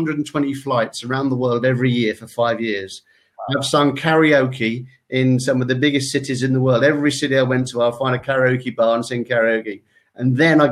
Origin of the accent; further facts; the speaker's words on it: United Kingdom; We're British